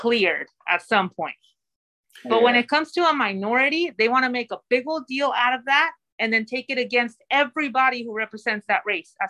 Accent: Mexico; now in United States; I'm a Latina. I come from Mexico. I was born in Mexico. I'm a citizen now.

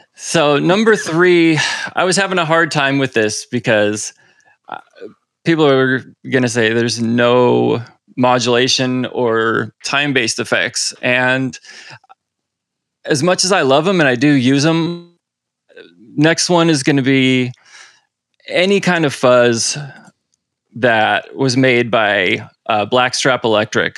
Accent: Seattle, Washington, United States; moved away as an adult; now in Los Angeles, United States; I was born and raised up in Seattle and then about ten years ago moved down here with my girlfriend

